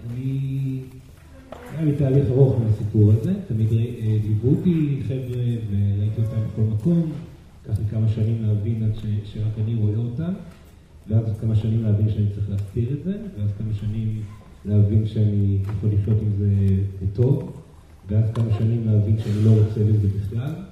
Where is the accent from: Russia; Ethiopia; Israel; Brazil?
Brazil; אני אה, ברזילאי, דרך אגב, גדלתי על אה, תרבות התקשור ברזילאי, אה, כי אימי גם מתקשרת ברזילאי, וגדלתי אצל משפחה של מתקשרים ברזילאי